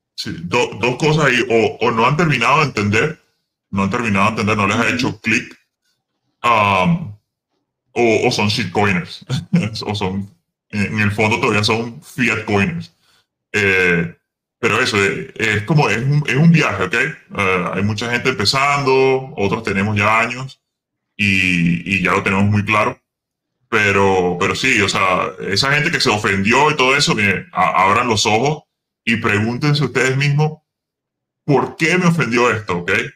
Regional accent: Venezuela; now in United States

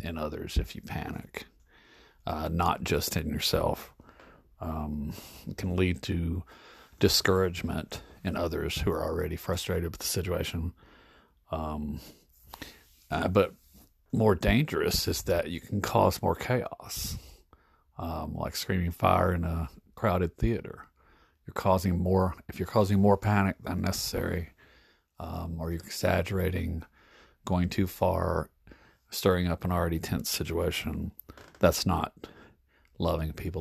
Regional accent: United States; as an American in the United States

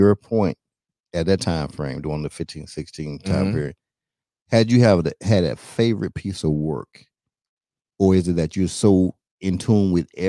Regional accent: North Carolina, United States; Because where I'm from, you know what I'm saying? I'm from North Carolina.

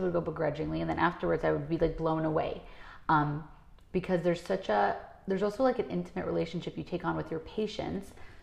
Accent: New York City, New York, United States; I grew up in Crown Heights

